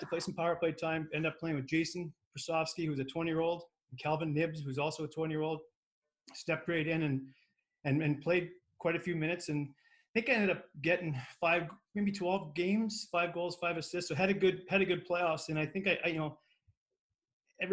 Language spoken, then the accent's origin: English; Lethbridge, Alberta, Canada; We grew up in Lethbridge.